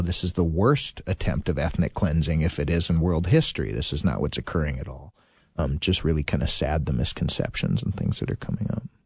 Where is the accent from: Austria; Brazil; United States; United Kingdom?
United States; Littleton, Colorado; I grew up in Littleton, Colorado for the most part